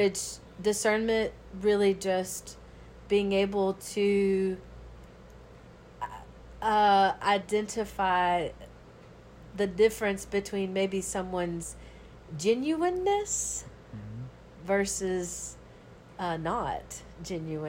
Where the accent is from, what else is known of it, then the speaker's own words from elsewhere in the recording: Georgia, United States; now in New Orleans, United States; But growing up in the South, a good old Georgia girl.